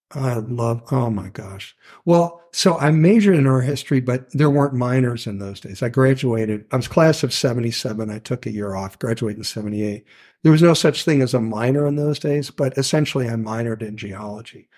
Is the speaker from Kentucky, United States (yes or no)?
yes; Louisville, Kentucky, United States; also born or lived in Ann Arbor, Michigan; now in Maine, United States; I'm from Louisville, Kentucky, originally. My grandparents had four ponds on their farm outside Louisville